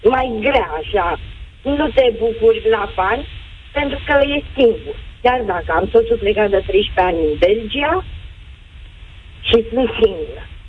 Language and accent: Romanian; Romania; moved away as an adult; now in Spain; am plecat din România, am venit în Spania pentru